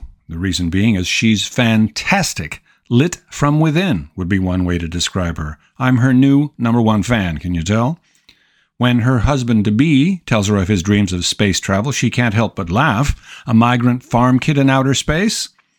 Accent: Southern California, United States; Growing up in Southern California, as I did, I was exposed to it on a regular basis

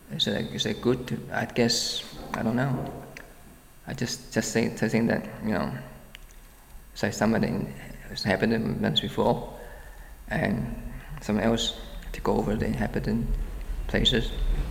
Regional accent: Brooklyn, New York, United States; Well, I think part of my growing up in Brooklyn is to see that also that, you know, I guess, well, I guess not, because I myself just kind of go to school in Brooklyn Borough

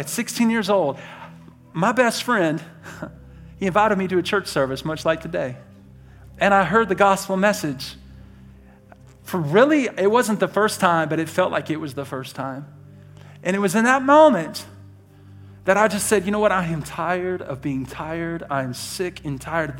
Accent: Birmingham, Alabama, United States; now in Idaho, United States; I was born in Birmingham, Alabama

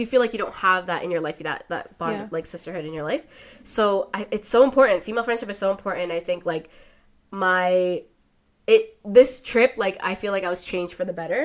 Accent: Toronto, Ontario, Canada; growing up in Toronto

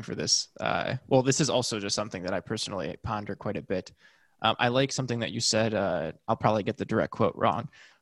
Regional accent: United States; I can speak as an American

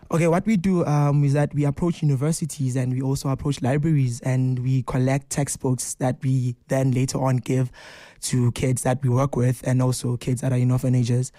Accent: Johannesburg, Gauteng, South Africa; growing up in Hillbrow

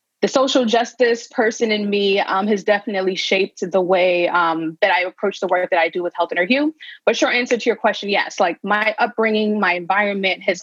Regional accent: New York City, New York, United States; also born or lived in Bahamas / Westchester / Harlem; I grew up most of my life in the Bronx

